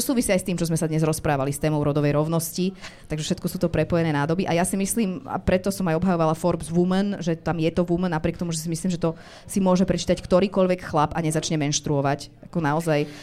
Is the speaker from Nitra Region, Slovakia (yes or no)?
no; Bratislava, Bratislava Region, Slovakia; ja som z Bratislavy